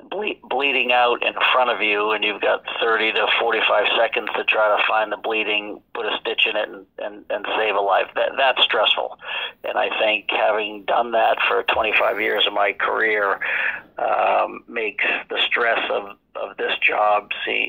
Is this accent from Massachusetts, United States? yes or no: yes; Fitchburg, Massachusetts, United States; Fitchburg, Massachusetts. Last of seven kids.